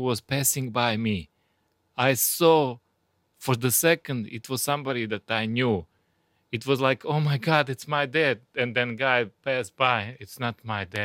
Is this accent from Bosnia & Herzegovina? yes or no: yes; Bosnia & Herzegovina; also born or lived in Fort Myers, Florida; now in United States; I'm from Bosnia.